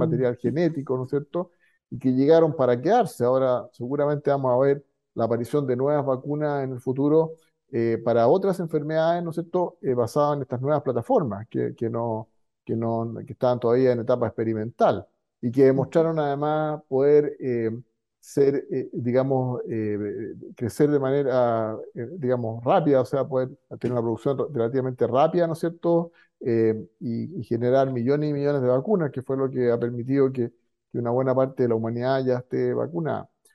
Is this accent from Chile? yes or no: yes; Chile; como chileno